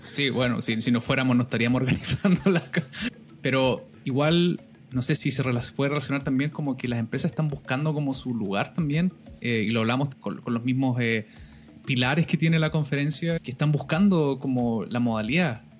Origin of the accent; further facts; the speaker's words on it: Valdivia, Los Ríos, Chile; mi ciudad natal eh, de Valdivia